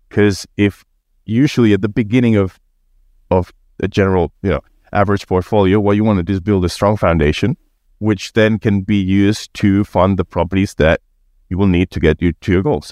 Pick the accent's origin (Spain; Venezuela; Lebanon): Spain; moved away as an adult; now in Australia; I was born and raised in Spain and been in Australia for a few years